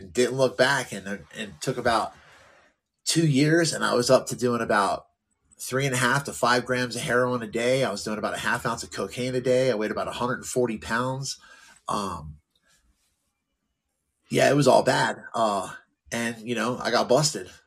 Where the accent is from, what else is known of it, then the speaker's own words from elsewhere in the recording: New Jersey, United States; moved away as an adult; I grew up there. I was the first homeless person in my hometown since the Depression.